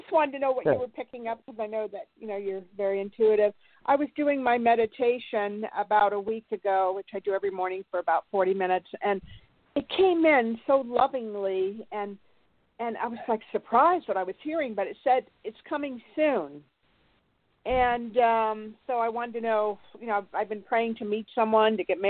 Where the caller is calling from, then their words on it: California, United States; from California.